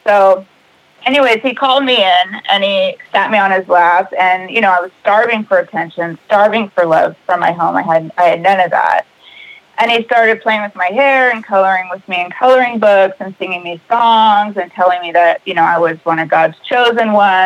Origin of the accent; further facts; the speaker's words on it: Mobile, Alabama, United States; also born or lived in California; everybody moved all the way to Mobile, Alabama. And we lived there in the same area